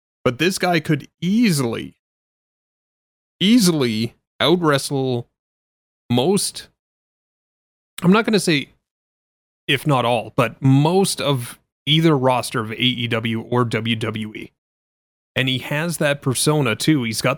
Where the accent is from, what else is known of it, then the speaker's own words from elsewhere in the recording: Canada; Sorry, the 5 kilograms, because I'm Canadian, eh?